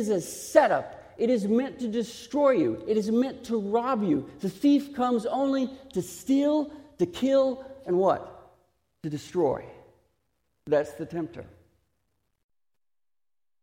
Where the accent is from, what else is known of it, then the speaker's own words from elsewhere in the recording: Texas, United States; accent: Texas; my Texas accent